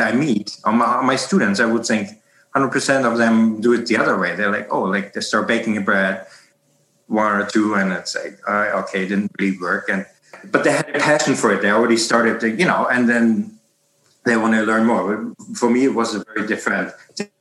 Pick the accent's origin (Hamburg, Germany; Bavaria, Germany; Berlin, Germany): Hamburg, Germany; moved away as an adult; now in Canada; I'm born in in Germany, uh, in in North Germany, in Hamburg, and uh, lived there for the first thirty years of my of my life